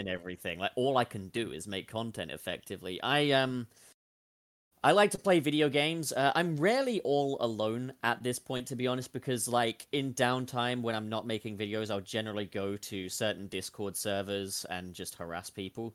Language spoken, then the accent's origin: English; United Kingdom; In the U K, we don't have mountains and lakes and stuff